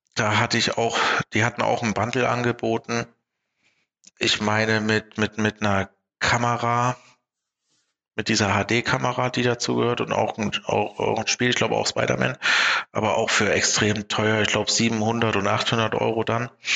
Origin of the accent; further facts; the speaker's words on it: Germany; bei uns in Deutschland